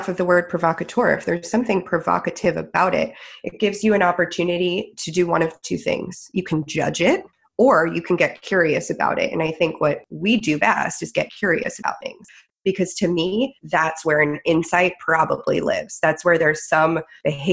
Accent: New England, United States; I'm from New England

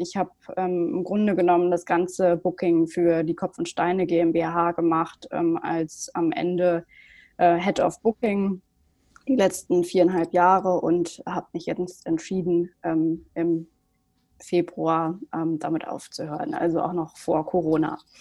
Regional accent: Germany; ich bin aufgewachsen in der Nähe von Hamburg

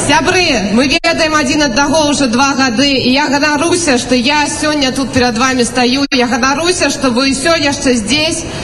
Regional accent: Belarus; now in Warsaw, Poland; нас беларусаў

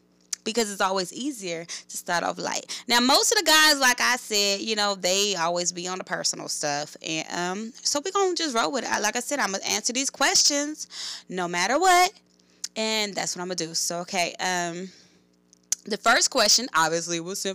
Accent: Oakland, California, United States; I grew up in West Oakland, California

